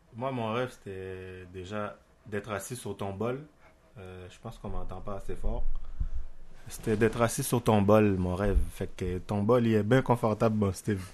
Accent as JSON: {"language": "French", "country": "Haiti", "tie": "born or raised there", "moved": "yes", "lives_now": "Quebec, Canada", "said": "j'ai grandi en Haïti"}